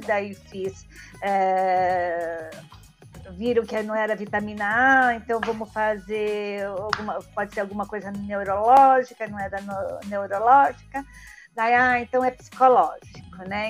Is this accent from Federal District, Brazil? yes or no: no; São Paulo, Brazil; sou de São Paulo